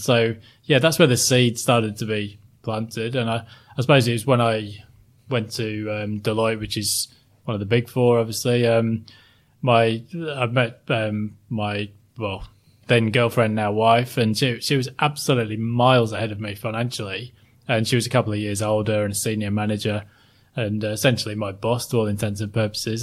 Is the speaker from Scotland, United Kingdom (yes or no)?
no; Sheffield, Yorkshire and the Humber, United Kingdom; moved away as an adult; now in Sydney, Australia; I grew up in, um, South Yorkshire, a place called Sheffield